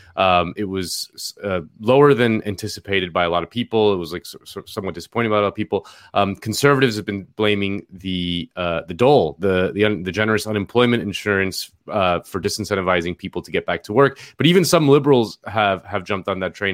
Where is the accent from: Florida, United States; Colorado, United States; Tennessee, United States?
Florida, United States; Miami; moved away; my hometown of Miami